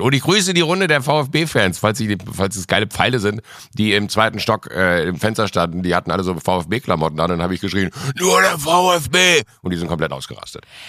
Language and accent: German; a small village near Mönchengladbach, North Rhine-Westphalia, Germany; born or raised there; now in Munich, Germany